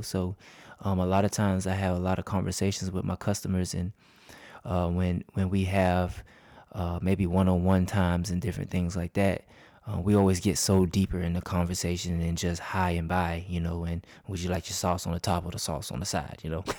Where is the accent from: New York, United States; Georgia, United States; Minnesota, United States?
Georgia, United States; Crescent; Downtown Crescent, that's my hometown.